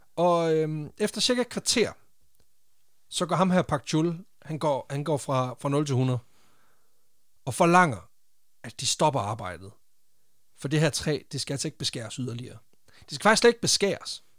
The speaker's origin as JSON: {"language": "Danish", "town": "Randers", "region": "Central Denmark Region", "country": "Denmark", "said": "jeg er fra Randers"}